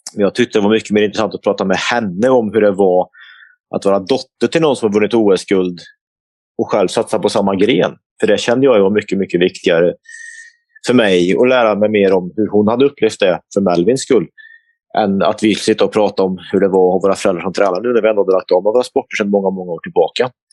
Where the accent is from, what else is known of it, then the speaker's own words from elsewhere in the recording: Forshaga, Värmland, Sweden; farsan och jag hoppade in i bilen hemma i Forshaga